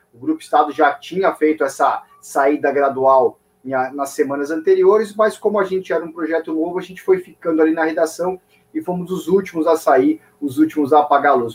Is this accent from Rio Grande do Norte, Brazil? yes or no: no; São Paulo, Brazil; sou de São Paulo, nascido e criado em São Paulo